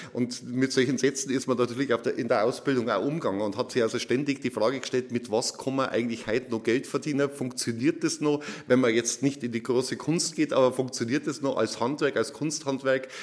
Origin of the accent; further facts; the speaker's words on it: Oberammergau, Bavaria, Germany; bin ich ja in Oberammergau aufgewachsen